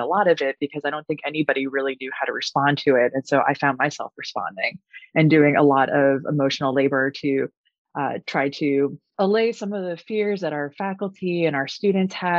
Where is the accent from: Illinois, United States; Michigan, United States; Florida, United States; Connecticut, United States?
Connecticut, United States; Newtown; moved away as an adult; also born or lived in Virginia; I'm from Newtown, Connecticut